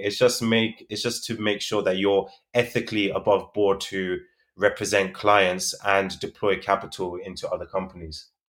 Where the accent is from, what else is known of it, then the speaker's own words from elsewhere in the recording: London, United Kingdom; I'm from London, the U K